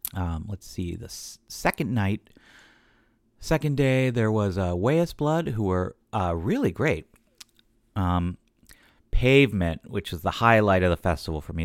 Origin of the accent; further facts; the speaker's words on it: Cincinnati, Ohio, United States; now in New York City, United States; I'm from Cincinnati, so this was Homecoming, just plain old going home.